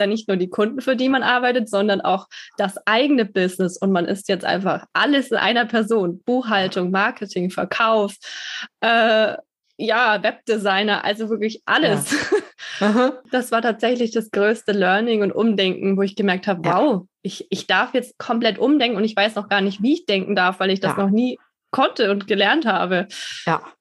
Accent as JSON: {"language": "German", "country": "Germany", "said": "Deutschland wird immer meine Heimat bleiben"}